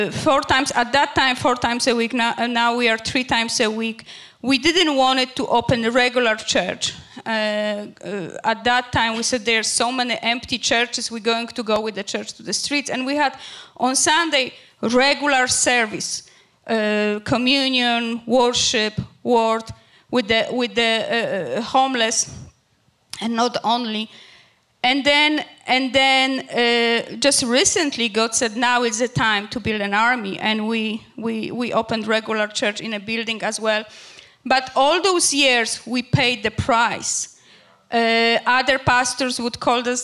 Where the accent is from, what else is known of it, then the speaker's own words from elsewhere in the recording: Poland; English is a second language; moved away as an adult; also born or lived in Greece; now in Canada; we emigrated from Poland to Canada through Greece for better future